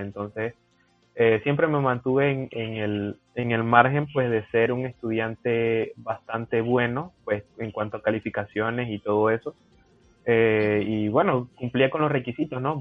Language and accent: Spanish; Chiriquí, Panama; moved away as an adult; now in Peru; Yo estoy en un centro regional que es en la provincia de Chiriquí, de donde, de donde yo soy.